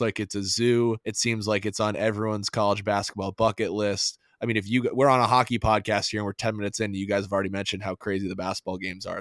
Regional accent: Northeast, United States; I grew up in the Northeast

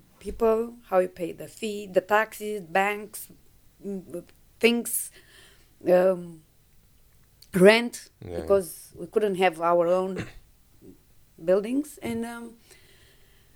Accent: Romania; English is a second language; moved away as an adult; also born or lived in Perth, Australia; now in Brisbane, Australia; when the revolution came in Romania, I was 20 years old.

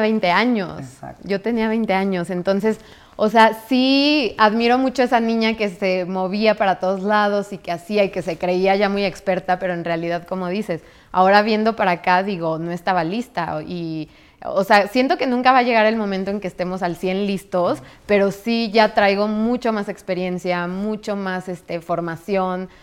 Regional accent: San Luis Potosí, Mexico; moved away as an adult; also born or lived in Mexico City, Mexico; now in New York, United States; yo llegué de San Luis, yo soy de San Luis

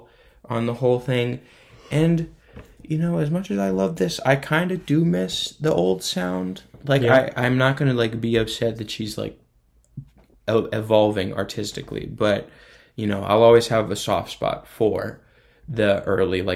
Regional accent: northern Indiana, United States; I'm from Indiana. Kokomo is more in South Indiana. I'm from the north part, closer to Michigan

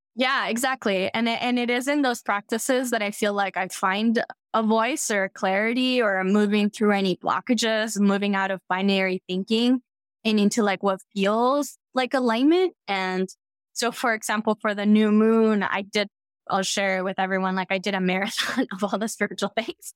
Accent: Cuba; I'm from Cuba

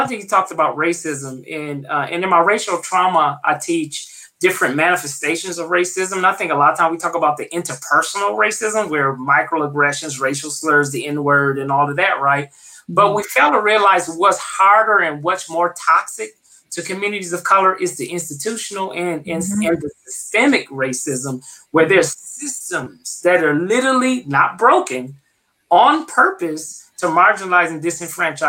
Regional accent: Flint, Michigan, United States; now in Tucson, United States; I come from the Midwest. I'm from Flint, Michigan.

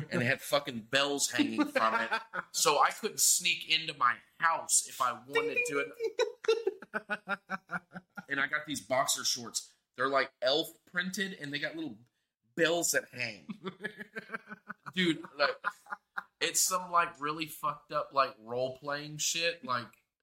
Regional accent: Mississippi, United States; I was born there. Mississippi.

